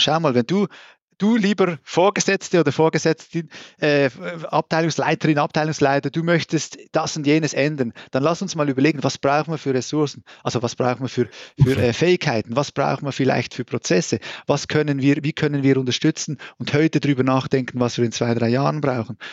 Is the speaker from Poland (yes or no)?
no; Switzerland; accent: Swiss; moved away as an adult; also born or lived in Brazil / United States; now in Germany; wie man wahrscheinlich auch hört, äh, komme ich aus der Schweiz. Ähm, ich habe dann irgendwann mal aufgehört zu sagen, nein, ich rede nicht Schweizerdeutsch, das ist mein Hochdeutsch